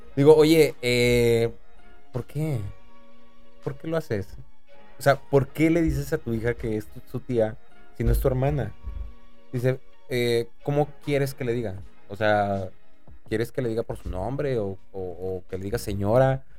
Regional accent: State of Mexico, Mexico; now in Monterrey, Mexico; chilango del Estado de México, no soy chilango, soy mexiquense

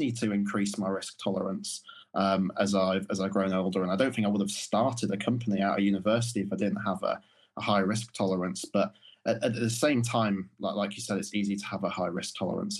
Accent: Morley, Yorkshire and the Humber, United Kingdom; things that growing up in Morley would have seemed completely out of reach or ridiculous ideas just kind of became the norm

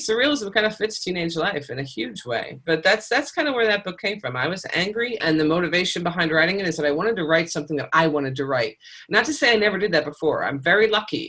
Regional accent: Pennsylvania, United States; I'm German, and I grew up in Pennsylvania

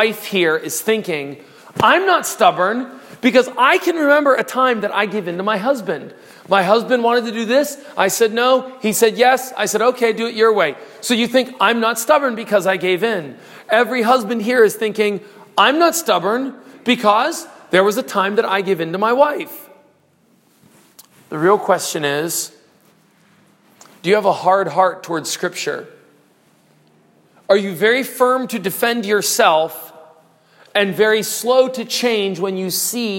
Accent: United States; I'm an American

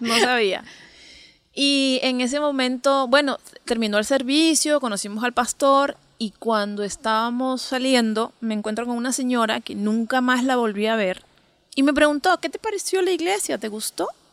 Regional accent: Lima, Peru; Soy de Lima, de Lima, Perú.

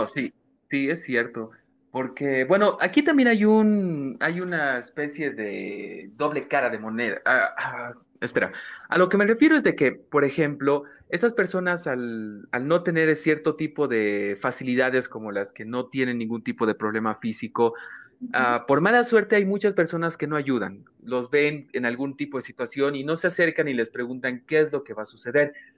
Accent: Bolivia; como boliviano trabajador, el boliviano es una persona que trabaja mucho

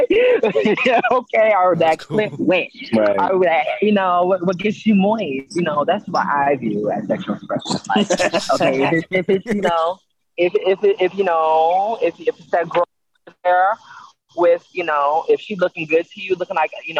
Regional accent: Mesquite, Texas, United States; I grew up in Mesquite, so like Mesquite was very much so white

